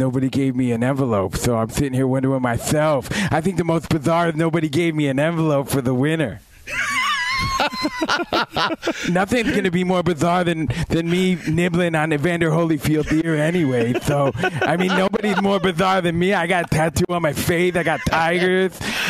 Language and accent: English; Union, New Jersey, United States; Thank you for having me live from my hometown of Union, New Jersey.